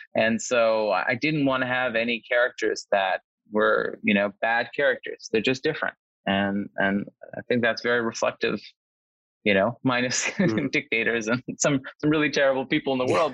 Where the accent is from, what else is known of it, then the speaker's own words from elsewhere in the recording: Nova Scotia, Canada; now in Los Angeles, United States; I'm, I'm originally from Nova Scotia myself, uh, from a small community